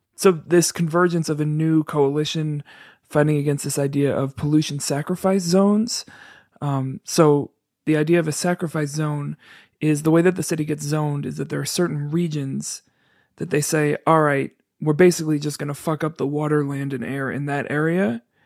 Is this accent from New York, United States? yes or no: yes; New York, United States; now in Chicago, United States; I'm not from Chicago, I'm from New York.